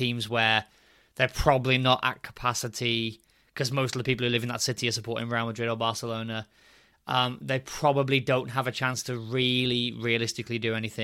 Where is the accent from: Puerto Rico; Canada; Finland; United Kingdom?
United Kingdom; also born or lived in Spain; as a British fan